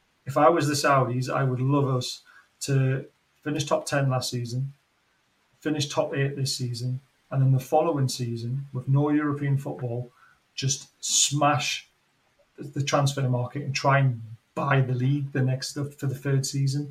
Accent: Newcastle upon Tyne, North East England, United Kingdom; now in York, United Kingdom; I live in York. I'm from Newcastle.

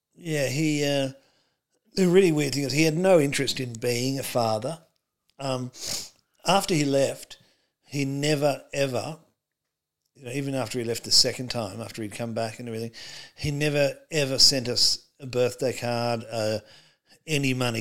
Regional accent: Australia; also born or lived in United States; I was born in America and came to Australia

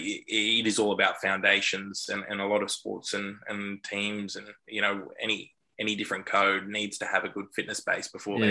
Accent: Sydney, New South Wales, Australia; I was born in Sydney, raised in the inner west.

